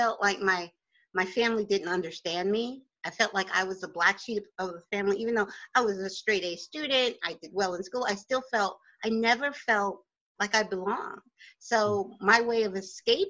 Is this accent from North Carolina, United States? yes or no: no; Oakland, New Jersey, United States; accent: Jersey; moved away as an adult; also born or lived in Newark, New Jersey / Virginia; now in Poconos, United States; I was born in Newark and raised in Bergen County. I went to school in Oakland, New Jersey from sixth grade through high school